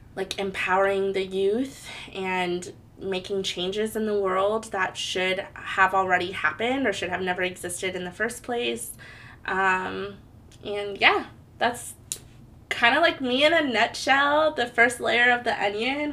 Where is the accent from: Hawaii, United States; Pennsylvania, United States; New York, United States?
Hawaii, United States; moved away as an adult; now in Portland, United States; I was born and raised in Hawaii. I moved to Portland, Oregon in 2010.